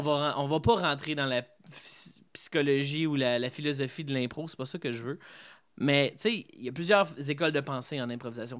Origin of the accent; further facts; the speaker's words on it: Embrun, Ontario, Canada; also born or lived in Gatineau, Quebec; je suis né à Embrun